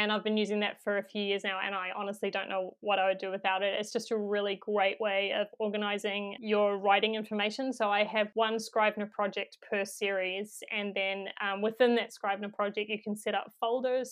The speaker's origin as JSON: {"language": "English", "country": "New Zealand", "accent": "New Zealand", "said": "If I could narrate it in my own accent"}